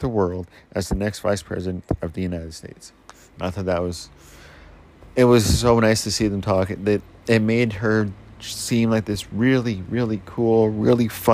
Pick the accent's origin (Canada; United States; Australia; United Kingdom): Canada; We're Canadian